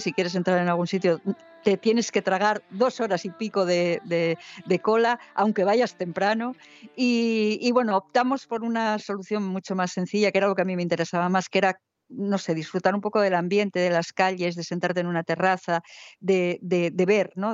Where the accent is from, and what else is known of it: Spain